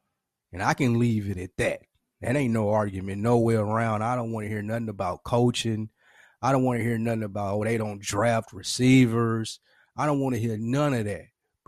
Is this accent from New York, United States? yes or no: no; Nashville, Tennessee, United States; As you know, I am from the city. I'm from Nashville.